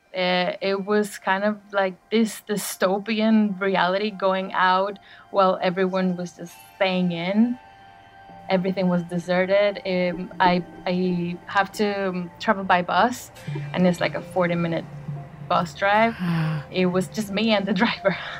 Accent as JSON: {"language": "English", "town": "Caracas", "region": "Capital District", "country": "Venezuela", "moved": "yes", "lives_now": "Bristol, United Kingdom", "said": "I live in Bristol and I am from Caracas, Venezuela"}